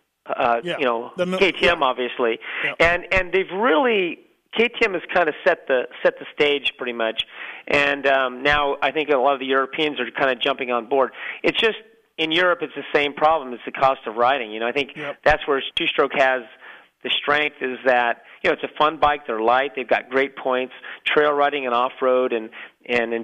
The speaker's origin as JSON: {"language": "English", "town": "Torrance", "region": "California", "country": "United States", "tie": "born or raised there", "said": "I grew up in Torrance."}